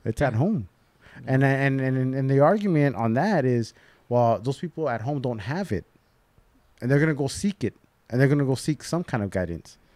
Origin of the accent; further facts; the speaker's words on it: Covina, California, United States; I grew up in Covina